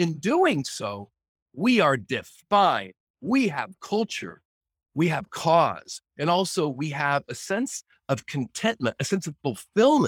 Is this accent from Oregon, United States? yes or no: yes; Oregon, United States; growing up in Oregon, growing up in a timber town